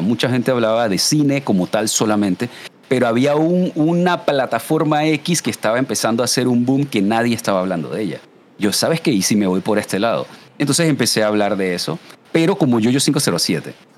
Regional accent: Panama; yo soy panameño siempre he sido súper eh, orgulloso del portar el 507 el PTY

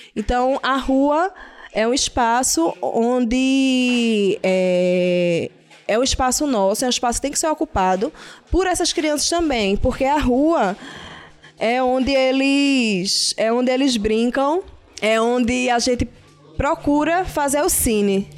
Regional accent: Recife, Pernambuco, Brazil; eu não sou daqui do Ibura, eu sou da Guabiraba

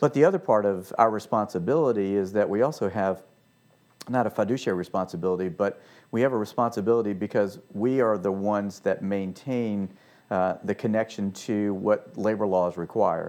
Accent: Richmond, Virginia, United States; moved away as an adult; also born or lived in Washington, D.C. area / Annapolis; now in Franklin, United States; Home for me was Richmond, Virginia, and so I stayed there

